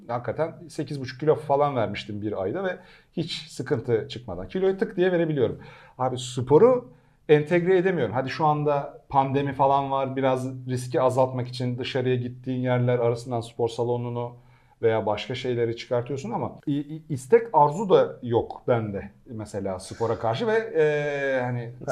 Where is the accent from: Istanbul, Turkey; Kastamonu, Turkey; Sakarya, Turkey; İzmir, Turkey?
Istanbul, Turkey; moved away as an adult; also born or lived in Ankara; ben Pendikliyim İstanbul. E, ya Ankaralıyım da Köken İstanbul Ankara. Pendik'te bütün çocukluğum geçti.